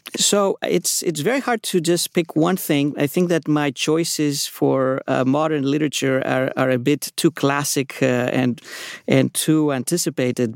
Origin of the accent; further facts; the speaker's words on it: Athens, Attica, Greece; moved away as an adult; also born or lived in New York; now in California, United States; I was, uh, born in New York, uh, grew up in Athens